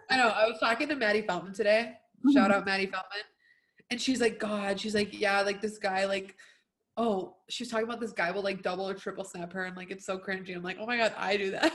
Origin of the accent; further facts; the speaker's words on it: United States; we're American